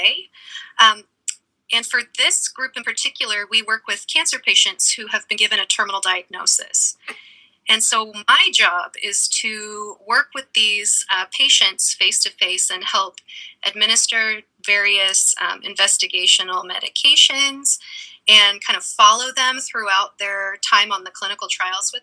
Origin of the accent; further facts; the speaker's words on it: Eugene, Oregon, United States; moved away as an adult; also born or lived in East Coast; I grew up in Eugene, Oregon, and have spent most of my life in Eugene